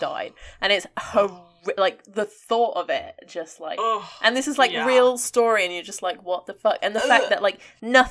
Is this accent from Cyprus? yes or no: yes; Cyprus; I grew up in Cyprus